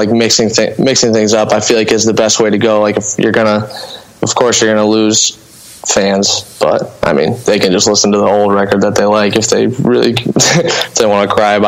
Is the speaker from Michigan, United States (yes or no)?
yes; Lambertville, Michigan, United States; also born or lived in Toledo; I was born in Toledo and raised in Lambertville, Michigan, which is like, you know, I could stand in Lambertville and throw a rock south and there's Toledo.